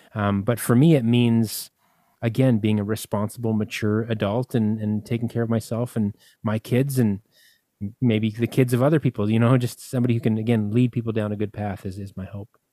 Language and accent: English; Winnipeg, Manitoba, Canada; a little place called Winnipeg, and that's where I'm from